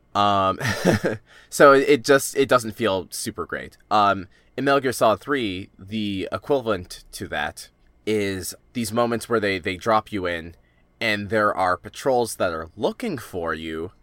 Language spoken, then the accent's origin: English; United States; I am an American living in the twenty tens